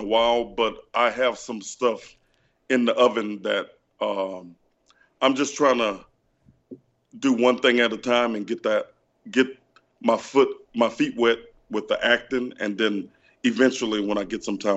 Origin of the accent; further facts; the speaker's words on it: Louisiana, United States; I'm from Louisiana, so growing up in Louisiana